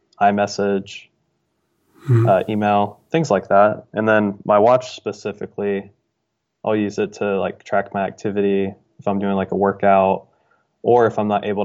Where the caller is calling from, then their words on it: Dayton, Ohio, United States; I'm calling from Dayton, Ohio.